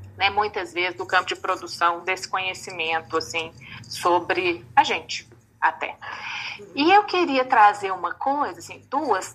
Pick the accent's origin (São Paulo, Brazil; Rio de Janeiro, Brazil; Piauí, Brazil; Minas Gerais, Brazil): Minas Gerais, Brazil; Belo Horizonte; eu sou de Belo Horizonte